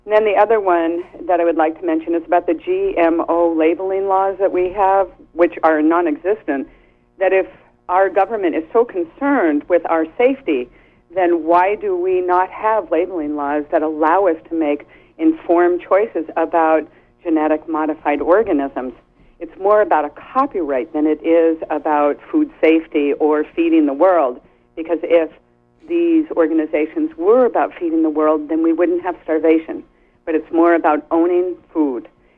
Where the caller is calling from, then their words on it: Penobscot, Maine, United States; First of all … from Penobscot, and I'm calling.